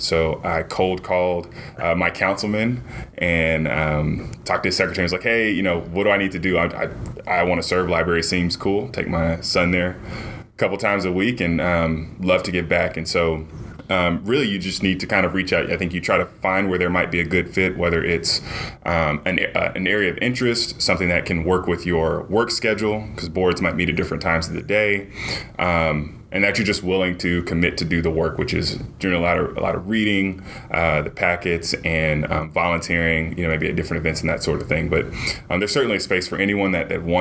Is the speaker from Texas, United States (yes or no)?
yes; Arlington, Texas, United States; now in Dallas, United States; I grew up in Arlington, Texas